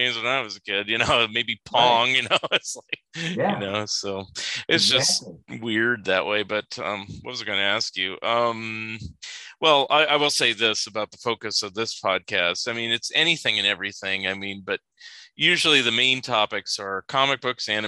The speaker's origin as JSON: {"language": "English", "region": "California", "country": "United States", "moved": "yes", "lives_now": "Oregon, United States", "said": "I'm total California boy, but I'm in Oregon now"}